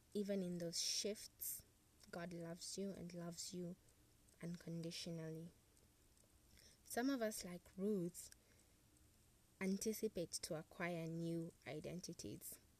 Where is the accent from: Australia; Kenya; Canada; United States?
Kenya; I have a national identity card that proves indeed I'm a Kenyan